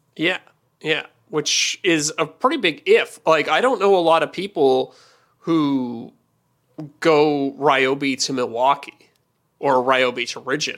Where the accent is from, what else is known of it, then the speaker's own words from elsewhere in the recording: Canada; I'm Canadian